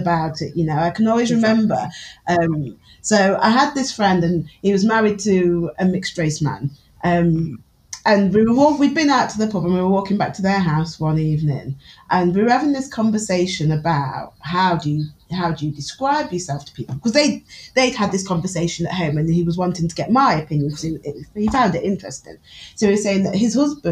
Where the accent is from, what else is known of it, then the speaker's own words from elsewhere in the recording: Newark-on-Trent, East Midlands, United Kingdom; accent: Newark; I'm from Newark." Like, I speak with a very Newark accent